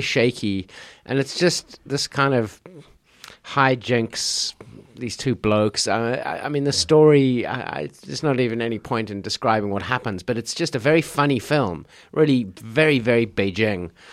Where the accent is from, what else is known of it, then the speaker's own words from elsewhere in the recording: South Africa; now in China; growing up in South Africa